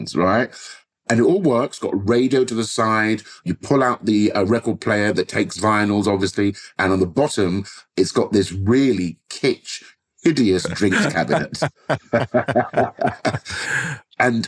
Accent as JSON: {"language": "English", "region": "London", "country": "United Kingdom", "tie": "born or raised there", "said": "growing up in Southwest London."}